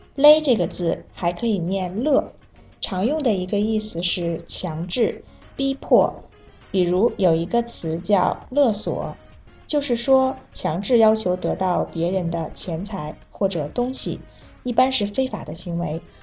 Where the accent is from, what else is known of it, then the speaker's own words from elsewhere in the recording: Vietnam; Chinese is a second language; 我是来自越南的